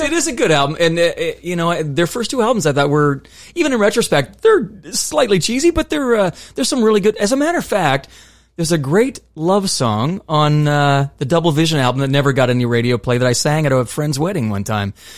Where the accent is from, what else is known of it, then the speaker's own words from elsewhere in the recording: Nova Scotia, Canada; moved away; also born or lived in Ontario; I was from Nova Scotia. I lived in Ontario for a bit